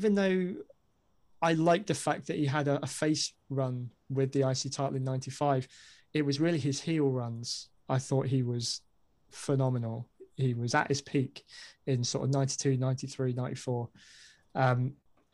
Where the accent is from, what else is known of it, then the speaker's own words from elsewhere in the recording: United Kingdom; I'm a Brit